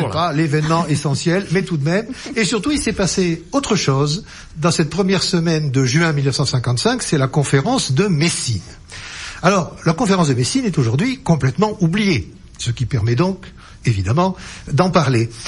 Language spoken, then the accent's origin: French; Lot-et-Garonne, Nouvelle-Aquitaine, France; moi, je suis du Lot-et-Garonne